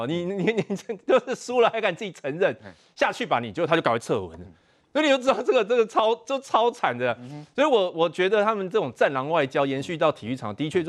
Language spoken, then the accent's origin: Chinese; Taiwan; 我们站在我们台湾人角度